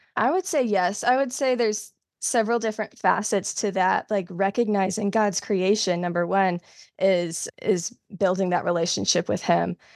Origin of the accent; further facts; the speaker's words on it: South Carolina, United States; now in North Carolina, United States; I'm originally from South Carolina, but I live in North Carolina now